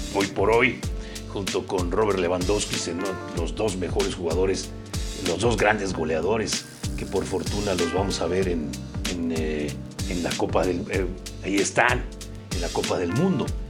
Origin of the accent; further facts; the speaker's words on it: Mexico; soy mexicano